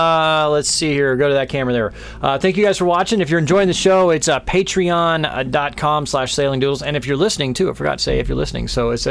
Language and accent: English; Texas, United States; moved away; I'm from Texas